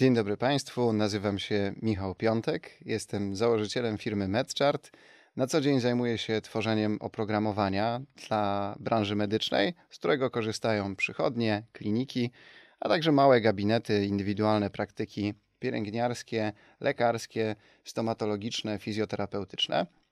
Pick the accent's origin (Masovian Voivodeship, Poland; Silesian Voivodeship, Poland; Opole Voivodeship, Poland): Silesian Voivodeship, Poland; Sosnowiec; Doceniam moje rodzinne miasto